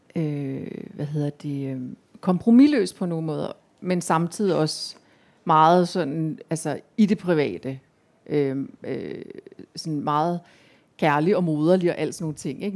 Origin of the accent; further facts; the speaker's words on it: Central Jutland, Central Denmark Region, Denmark; jeg voksede op i Midtjylland